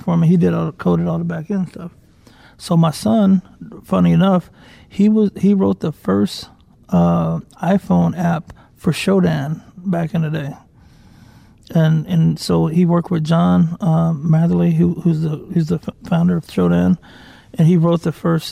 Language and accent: English; Deep South, United States; I was raised religious too. Like, I'm from the Deep South